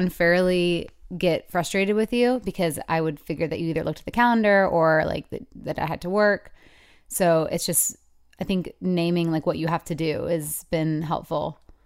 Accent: Michigan, United States; moved away; it's my hometown

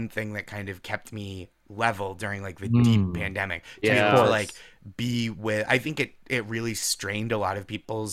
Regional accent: Boston, Massachusetts, United States; moved away as an adult; now in New York, United States; I'm from Massachusetts. Yeah, I grew up around Boston.

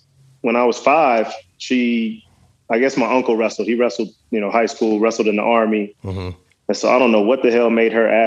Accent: Dallas, Texas, United States; also born or lived in West Virginia; I got to Dallas at that age, and kind of that's where I did most of my growing up.

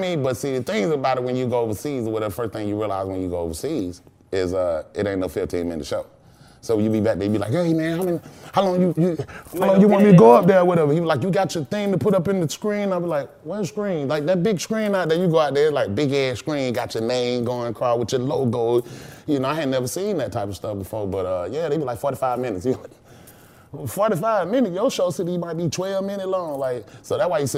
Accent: Atlanta, Georgia, United States; I'm from Perry Home and Bankhead

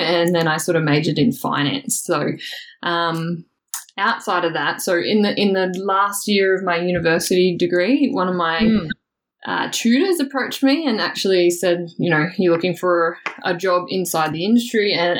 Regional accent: Toowoomba, Queensland, Australia; So I guess I'm originally from Toowoomba, which is a little bit outside of Brisbane. So grew up born, bred, Toowoomba girl.

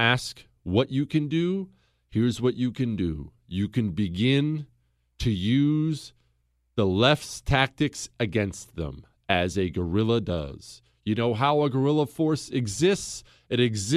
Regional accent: Montana, United States; I come from Montana

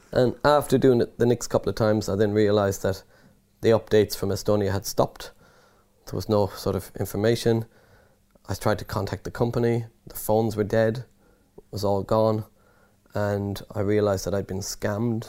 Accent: Ireland; accent: Irish; moved away as an adult; also born or lived in London / Nottinghamshire; by the accent, I'm Irish, so I was studying in Ireland in university

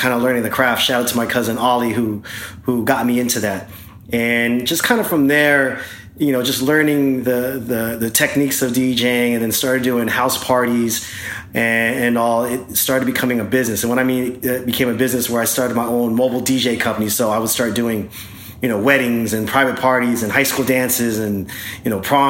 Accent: Long Beach, California, United States; I grew up in the city of Long Beach

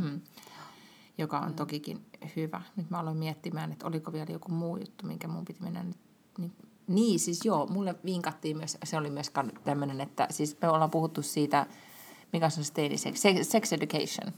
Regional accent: Lahti, Päijät-Häme, Finland; moved away; me ollaan molemmat lahesta kotoisin

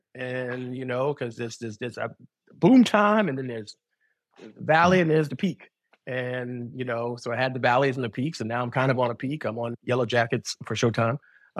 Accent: New York City, New York, United States; moved away as an adult; now in Los Angeles, United States; I never moved to L.A. I'm from Brooklyn.

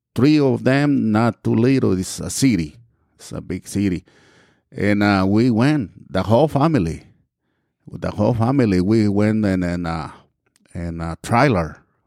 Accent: Mexico; English is a second language; moved away as an adult; also born or lived in Texas / Georgia; now in United States; I grew up and we left the, our town and, well, I came to United States and back in nineteen eighty-two.

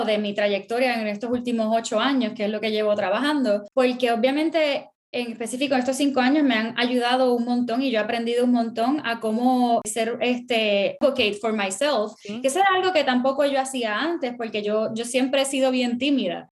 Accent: Puerto Rico; first language Spanish; now in United States; yo crecí, me crié en Puerto Rico, soy mi, mi, primer idioma es español

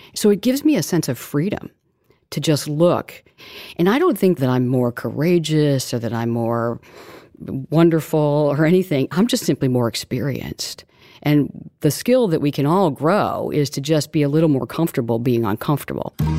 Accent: Missouri, United States; We were growing up in Missouri, and my father was a postman

